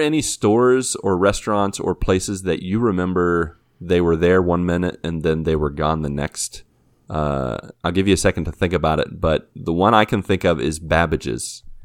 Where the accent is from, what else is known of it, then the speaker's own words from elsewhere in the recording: Washington, Pennsylvania, United States; my hometown in Washington, P A.